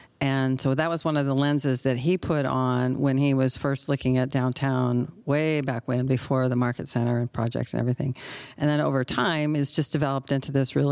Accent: Redding, California, United States; I grew up in Reading

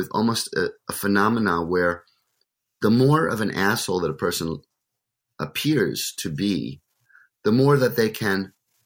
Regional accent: United States; as an American

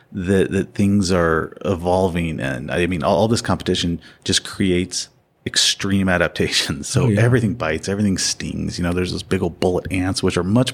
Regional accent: Missouri, United States; I grew up not here in the West, but back in the Midwest, in the Ozarks, Missouri Ozarks.

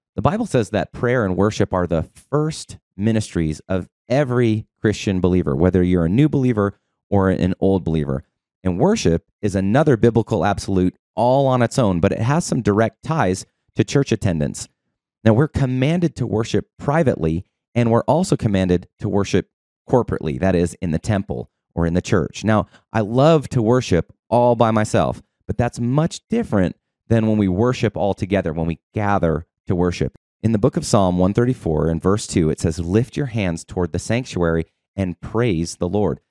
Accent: Boulder, Colorado, United States; moved away; Originally, I'm from Boulder, Colorado. I lived on the mountain

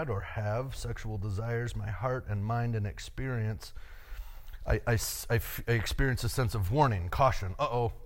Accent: United States; As an American male

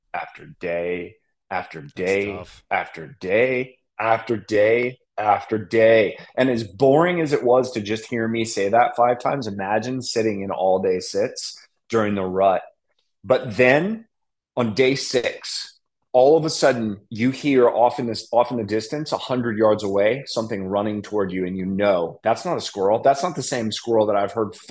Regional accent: Colorado, United States; now in Nashville, United States; I'm from Colorado

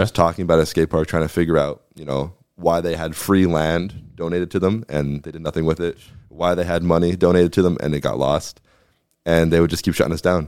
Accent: Nanticoke, Pennsylvania, United States; now in Sugar Notch, United States; that's my hometown

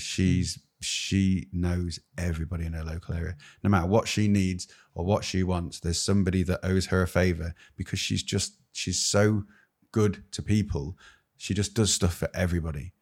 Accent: United Kingdom; As a Brit

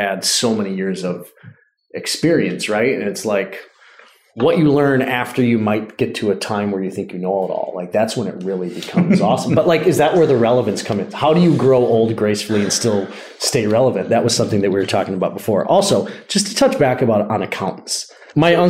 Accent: Midwest, United States; I'm from the Midwest

